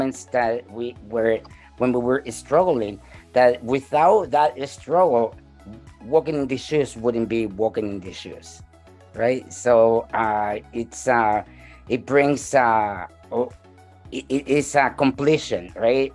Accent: El Salvador; now in Canada; I am from El Salvador myself

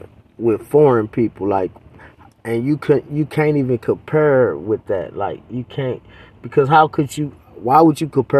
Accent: United States; because I'm an American.

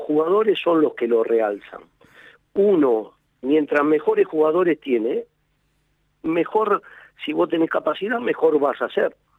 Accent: Argentina; somos nosotros los argentinos

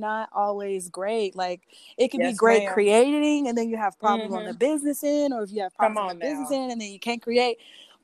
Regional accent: Alton, Illinois, United States; I'm from Alton, Illinois

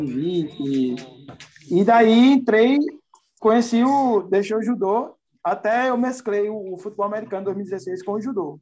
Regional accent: João Pessoa, Paraíba, Brazil; Sou naturalmente de João Pessoa, Paraíba, nordestino

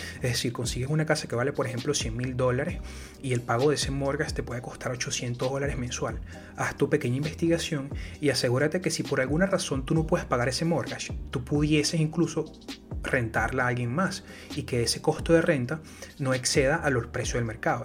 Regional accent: Venezuela; Yo soy de Venezuela.

